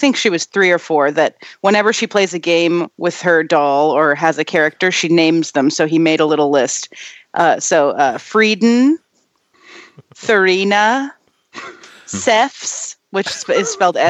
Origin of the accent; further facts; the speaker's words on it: Moscow, Idaho, United States; moved away; also born or lived in Missoula, Montana; I grew up in Moscow, which is you can't get from Boise to Moscow by car.